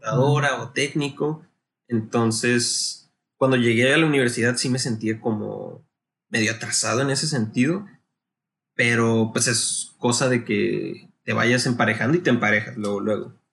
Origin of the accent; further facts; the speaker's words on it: Navojoa, Sonora, Mexico; also born or lived in Guadalajara, Jalisco; yo soy originario aquí de Navajo, Sonora